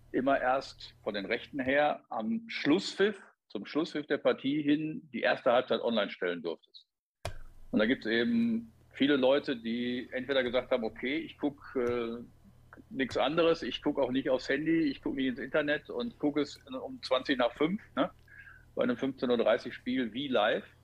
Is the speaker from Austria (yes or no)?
no; Gelsenkirchen, North Rhine-Westphalia, Germany; als gebürtiger Gelsenkirchner und Schalker seit im Stadion seit 1968